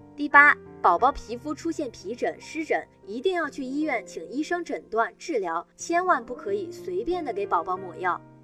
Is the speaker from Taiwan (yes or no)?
no; northern China, China; now in southern China; 我是北方人，现在在南方生活